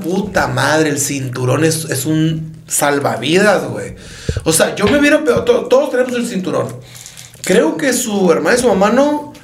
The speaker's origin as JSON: {"language": "Spanish", "town": "Empalme", "region": "Sonora", "country": "Mexico", "said": "los dos somos de Empalme"}